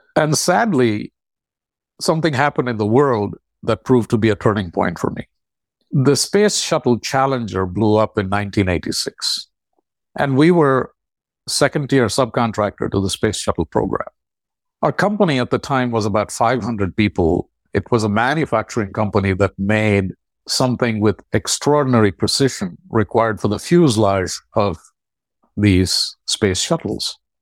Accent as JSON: {"language": "English", "town": "Bangalore", "region": "Karnataka", "country": "India", "also_born_or_lived": "Arusha, Tanzania", "moved": "as an adult", "said": "I was the only person from Bangalore to be accepted"}